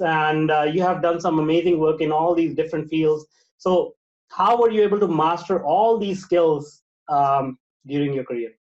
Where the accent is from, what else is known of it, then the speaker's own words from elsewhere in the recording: Vancouver, British Columbia, Canada; I am from Canada in Vancouver